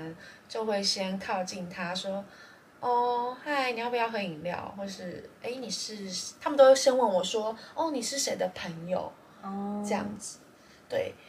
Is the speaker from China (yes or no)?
no; Taiwan; 然后我台湾人，